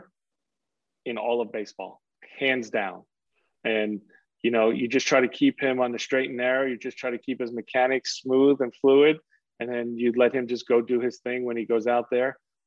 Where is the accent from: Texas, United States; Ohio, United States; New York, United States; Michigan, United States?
New York, United States; New York City; I grew up in Queens